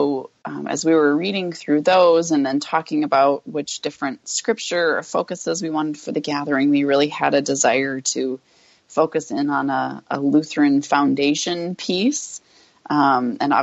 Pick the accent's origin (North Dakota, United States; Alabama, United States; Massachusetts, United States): North Dakota, United States; I grew up in North Dakota